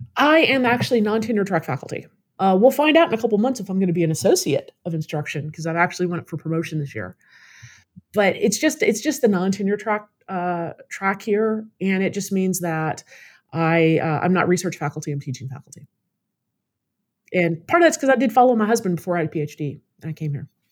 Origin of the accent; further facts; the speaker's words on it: Louisville, Kentucky, United States; moved away as an adult; also born or lived in South Carolina / Florida; now in Austin, United States; Louisville, Kentucky.